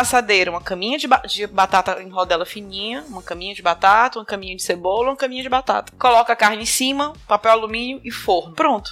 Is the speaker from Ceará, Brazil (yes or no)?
yes; Fortaleza, Ceará, Brazil; Eu sou de Fortaleza, capital do Ceará